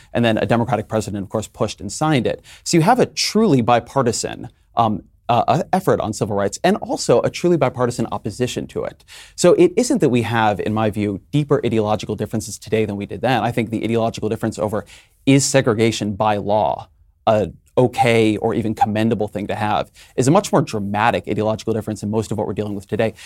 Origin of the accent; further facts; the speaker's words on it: California, United States; where I'm from, I'm a Californian